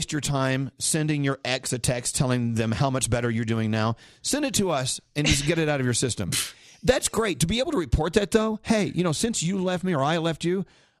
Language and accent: English; New York, United States; I'm from New York, but I'm not a celebrity, so okay.